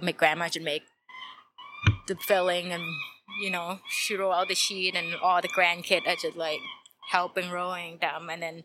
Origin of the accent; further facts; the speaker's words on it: Thailand; moved away; I'm from Thailand, but we have like, I'm Thai Chinese